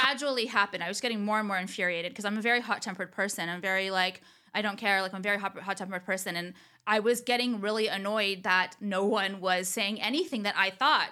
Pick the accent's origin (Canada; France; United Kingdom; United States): United States; Orange County, California; also born or lived in Los Angeles; they don't think I'm from here